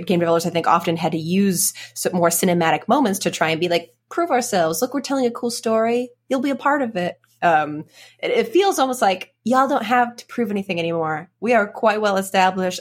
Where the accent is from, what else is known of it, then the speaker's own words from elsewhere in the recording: Edmonton, Alberta, Canada; moved away; Edmonton, my hometown